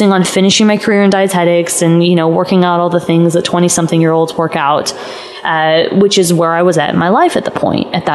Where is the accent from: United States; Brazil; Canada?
United States; Los Angeles, California; moved away as an adult; also born or lived in Arizona; I'm from LA, I'm from California, and I left and went to school in Arizona.